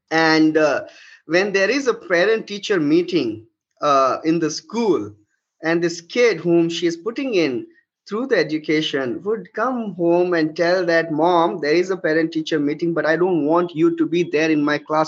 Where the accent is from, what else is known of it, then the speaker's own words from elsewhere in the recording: Lucknow, Uttar Pradesh, India; when I would go to my hometown, which is again from Lucknow, Central India